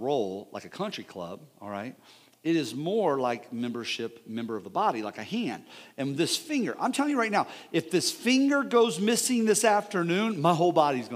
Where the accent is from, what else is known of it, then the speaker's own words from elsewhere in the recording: United States; We're Americans